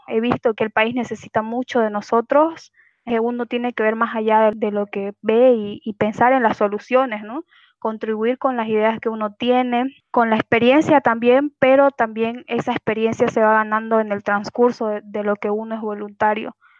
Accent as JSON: {"language": "Spanish", "town": "Santa Cruz de la Sierra", "region": "Santa Cruz", "country": "Bolivia", "said": "yo soy de Santa Cruz de la Sierra"}